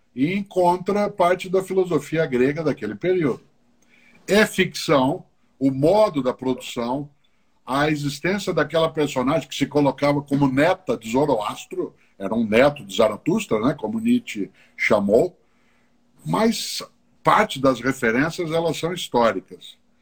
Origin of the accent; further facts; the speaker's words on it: Londrina, Paraná, Brazil; accent: caipira; now in São Paulo, Brazil; na cidade de Londrina, onde eu nasci. Eu moro na capital paulista há mais de 50 anos